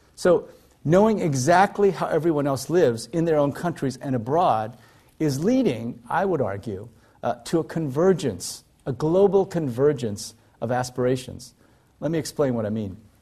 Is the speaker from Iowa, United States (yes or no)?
yes; Iowa, United States; moved away; also born or lived in South Korea; I grew up in Iowa, in the middle of, uh, of the United States, in a very rural area.